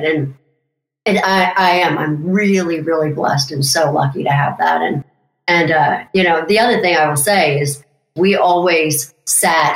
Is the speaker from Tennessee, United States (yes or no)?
no; Mount Airy, Maryland, United States; I come from Mount Airy, Maryland